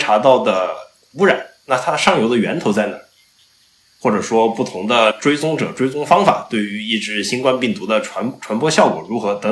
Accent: Sichuan, China; born there; 然后因为我是四川出生的嘛，然后四川那边也有很多像呃海螺沟啊、四姑娘山的这些非常壮美的这种地质的景观

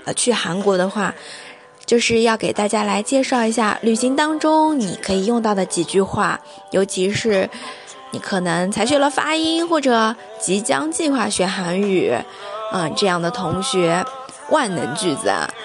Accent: China; 我们作为中国人啊

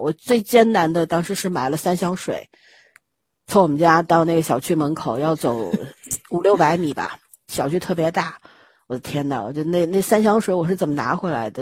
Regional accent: Shanghai, China; 作为上海人本人，这两年也没怎么离开过上海，我真没被感染

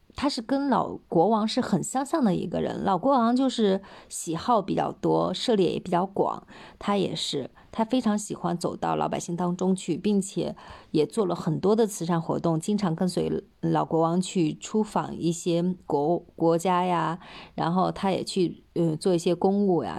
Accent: China; 我们中国人

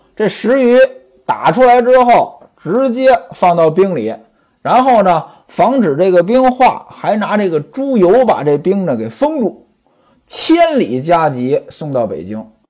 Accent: northern China, China; moved away; 我是北方人，从小呢家里边儿就穷

